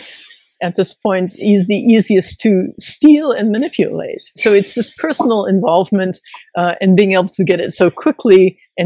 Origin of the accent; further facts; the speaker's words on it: United States; as an American citizen